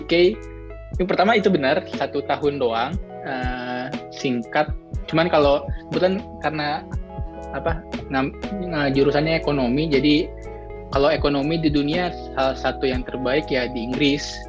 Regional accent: Depok, West Java, Indonesia; moved away as an adult; now in London, United Kingdom; asal dari Depok, Jawa Barat

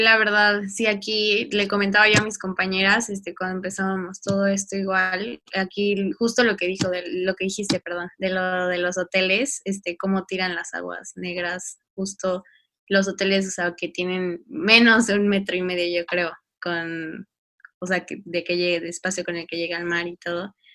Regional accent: Playa del Carmen, Quintana Roo, Mexico; yo soy de Playa del Carmen, Quintana Roo

